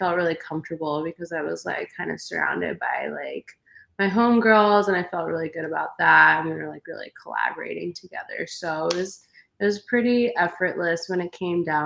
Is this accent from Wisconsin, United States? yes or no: yes; Milwaukee, Wisconsin, United States; I grew up in Milwaukee, Wisconsin